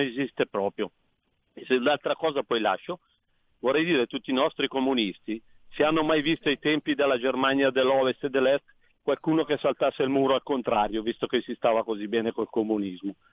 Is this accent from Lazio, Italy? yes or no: no; Como, Lombardy, Italy; also born or lived in Cernobbio; io sono di Como e mia moglie è siciliana doc